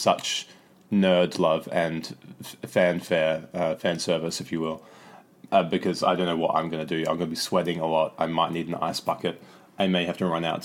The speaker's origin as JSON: {"language": "English", "country": "Australia", "moved": "yes", "said": "I'm originally from Australia"}